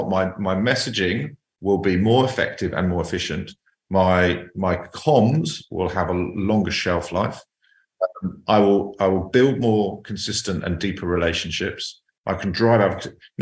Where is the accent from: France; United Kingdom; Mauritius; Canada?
United Kingdom; I'm a Brit